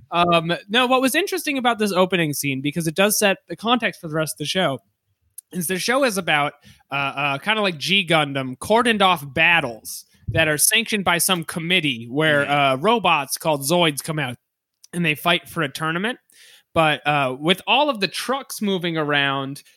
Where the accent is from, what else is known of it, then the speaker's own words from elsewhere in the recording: Boston, Massachusetts, United States; I'm from Boston